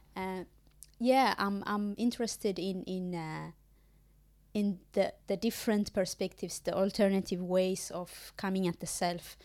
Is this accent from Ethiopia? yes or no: yes; Ethiopia; moved away as an adult; When I did my undergrad back home in Ethiopia